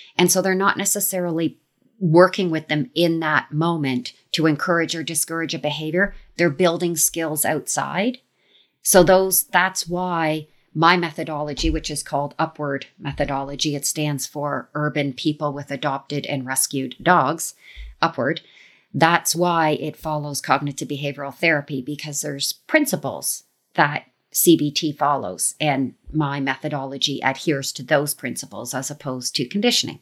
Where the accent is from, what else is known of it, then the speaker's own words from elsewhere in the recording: Canada; I like Canada just because I'm from here